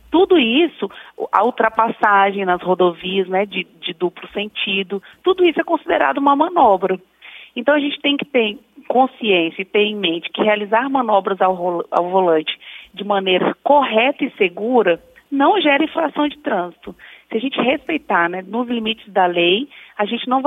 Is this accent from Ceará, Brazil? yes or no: no; Brasília, Federal District, Brazil; Não sou, sou de Brasília.